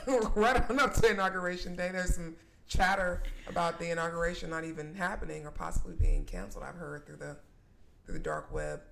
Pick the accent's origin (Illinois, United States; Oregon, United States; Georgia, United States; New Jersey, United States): Georgia, United States; McDonough; now in Atlanta, United States; I was born and raised in McDonough, Georgia